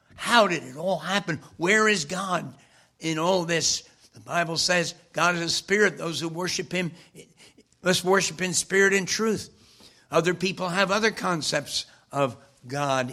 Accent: Wyckoff, New Jersey, United States; my hometown of Wyckoff, Cornerstone Church

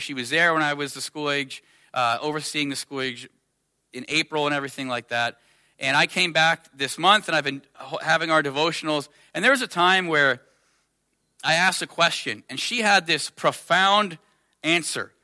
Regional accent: United States; I'm from America

